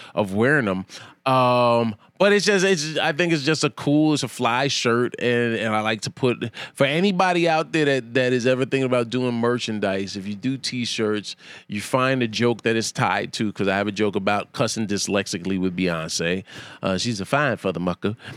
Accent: New York, United States; I'm a New Yorker

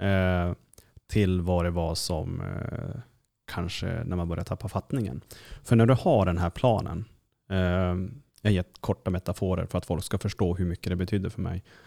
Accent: Kiruna, Norrbotten County, Sweden; accent: Norrland; jag kommer ju då liksom, från Kiruna

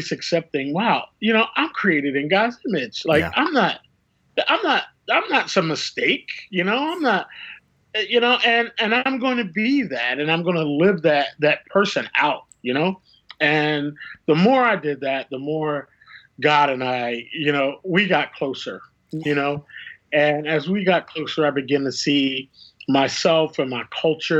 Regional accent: Philadelphia, Pennsylvania, United States; moved away; I'm from Philadelphia

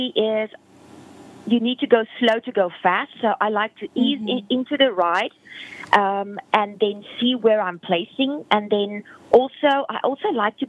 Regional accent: South Africa; moved away; I'm originally from South Africa

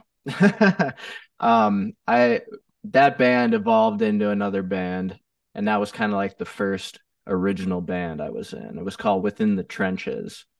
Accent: Chicago area, Northwest Indiana, United States; now in Phoenix, United States; originally from Chicago. I grew up in, uh, the South uh, Northwest Indiana area of Chicago

